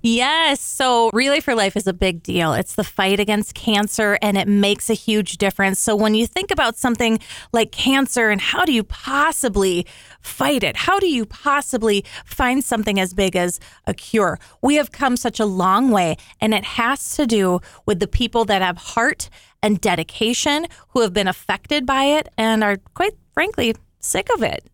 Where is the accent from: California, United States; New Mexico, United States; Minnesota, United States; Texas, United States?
Minnesota, United States; I love being a Minnesotan